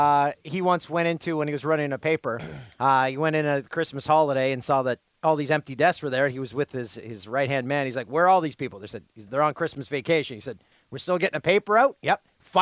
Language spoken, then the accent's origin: English; Peterborough, Ontario, Canada; moved away; my hometown of Peterborough, Ontario, made national news this week.